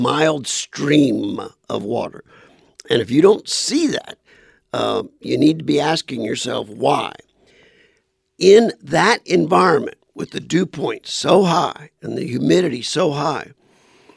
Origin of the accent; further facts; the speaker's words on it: South Louisiana, United States; now in Arizona, United States; I'm from South Louisiana